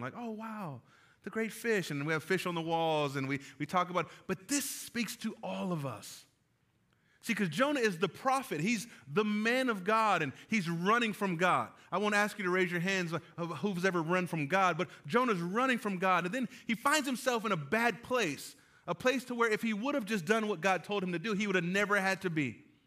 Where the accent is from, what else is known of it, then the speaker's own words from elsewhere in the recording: California, United States; moved away; I am from California